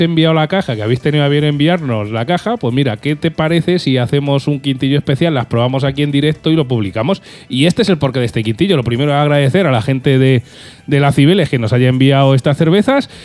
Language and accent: Spanish; Albacete, Castilla-La Mancha, Spain; somos de Albacete